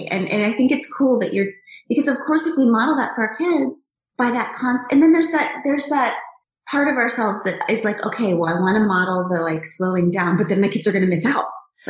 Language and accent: English; United States; But then I'm also American